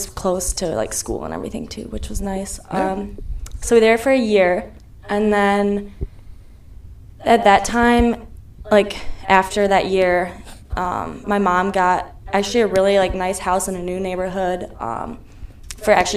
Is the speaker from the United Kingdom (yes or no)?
no; Spring Lake, Michigan, United States; I grew up in Spring Lake, so it's pretty close to Holland. It's like 35 minutes north